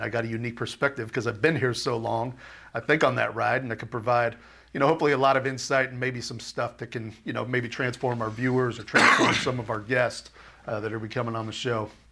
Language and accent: English; Southern California, United States; moved away as an adult; also born or lived in Minnesota; back in California and just growing up in Southern California